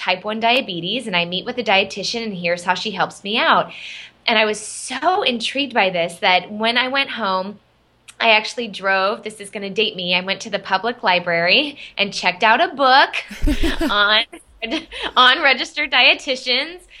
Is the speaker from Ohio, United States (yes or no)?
no; Arizona, United States; moved away as an adult; now in Boston, United States; I grew up in Arizona. My whole family's in Arizona. I live in the Boston area